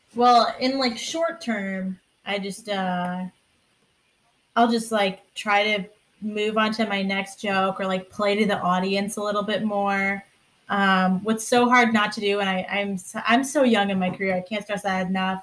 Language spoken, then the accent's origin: English; Sandy Hook, Connecticut, United States; I'm from Sandy Hook, Connecticut